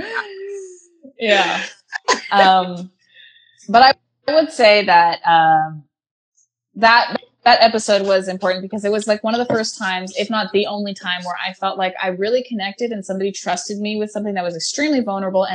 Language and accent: English; Bay Area, California, United States; now in Los Angeles, United States; I'm in L.A. I'm from the Bay Area